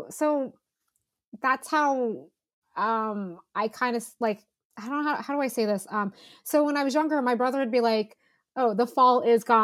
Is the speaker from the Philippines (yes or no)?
yes; Philippines; now in United States; So I'm I'm Filipina.